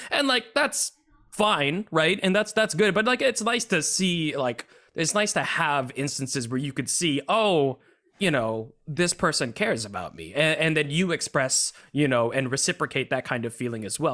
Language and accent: English; United States; I am literally the first in my family to be an, you know, the, the, the American born